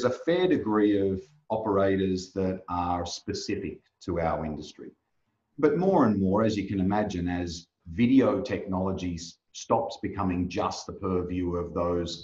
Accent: Australia; now in Netherlands; I'm Australian by birth. I live in the Netherlands at the moment

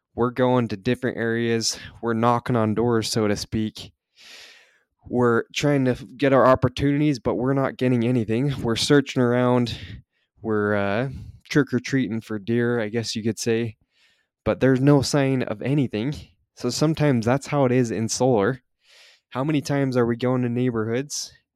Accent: Utah, United States; I'm from Utah, so I went back down to southern Utah

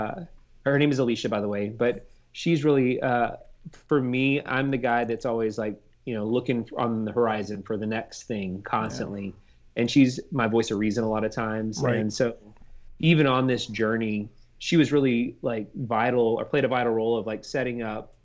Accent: Houston, Texas, United States; now in Austin, United States; I'm from Houston originally

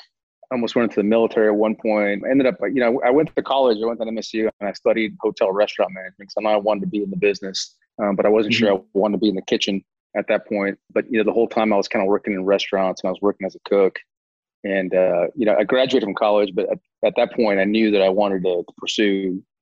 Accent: El Paso, Texas, United States; now in Dallas, United States; I grew up in El Paso

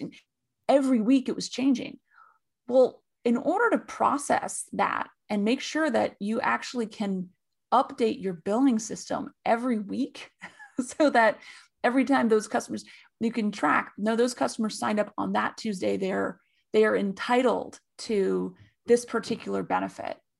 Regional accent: California, United States; And I'm from California

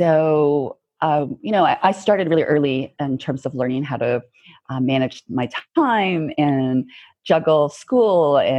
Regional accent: Canada; I'm really proud to be Canadian. Mm-hmm. I love being Canadian, but I also love being Korean as well.

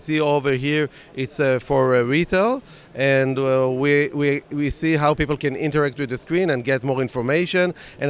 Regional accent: Tel Aviv, Tel Aviv District, Israel; we are from Tel Aviv, from Israel

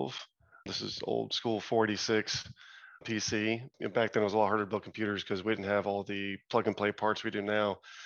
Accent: Arlington, Texas, United States; I grew up in Arlington, Texas. So just a suburb outside of Dallas and Fort Worth

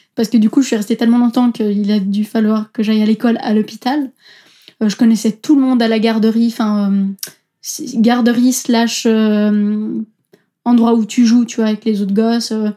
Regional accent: Switzerland; Je suis d'origine italienne, euh, mes parents viennent de Naples, mais je suis née et j'ai grandi en Suisse.

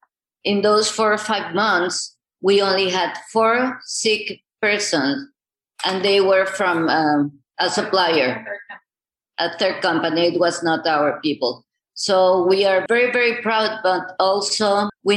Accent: Chiapas, Mexico; going back to my hometown, which was Chiapas in the middle of the mountains

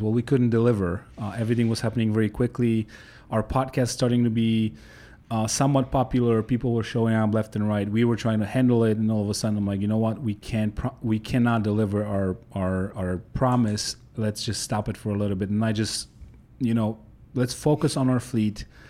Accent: Poland; English is a second language; moved away as an adult; now in United States; I grew up in Poland, uh, up until I was nineteen

